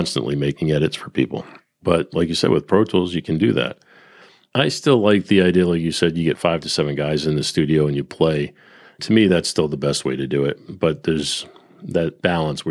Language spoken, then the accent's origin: English; Northeast, New England, United States; moved away; also born or lived in Nashville; growing up in the Northeast, I played in rock bands